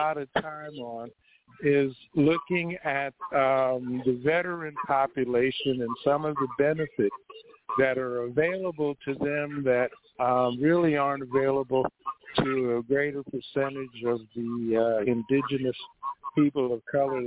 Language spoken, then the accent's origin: English; Niger Delta, Akwa Ibom, Nigeria; I'm from the Niger Delta region of Nigeria, the oil-producing area, Akwa Ibom State is my home